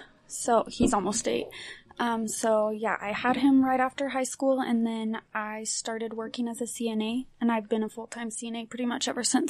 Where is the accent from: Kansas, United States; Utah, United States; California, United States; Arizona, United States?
Utah, United States; Davis County; also born or lived in Carson City, Nevada; I've been in Davis County since